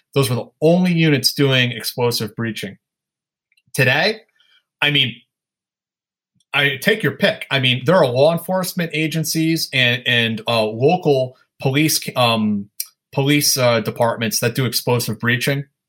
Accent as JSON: {"language": "English", "town": "Sleepy Hollow", "region": "New York", "country": "United States", "tie": "born or raised there", "lives_now": "Brooklyn, United States", "said": "I grew up in Westchester County in Sleepy Hollow."}